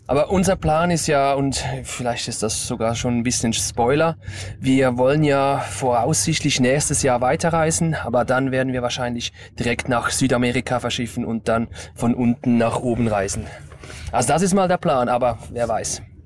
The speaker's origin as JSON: {"language": "German", "town": "Stäfa", "region": "Zurich", "country": "Switzerland"}